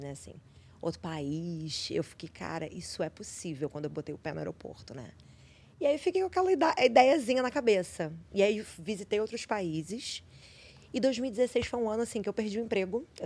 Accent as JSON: {"language": "Portuguese", "region": "Rio de Janeiro", "country": "Brazil", "said": "Sou do Rio."}